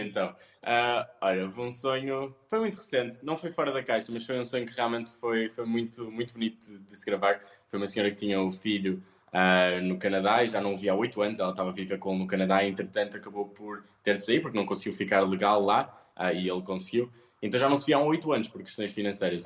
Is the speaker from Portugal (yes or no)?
yes; Porto, Norte, Portugal; sou um rapaz, sou do Porto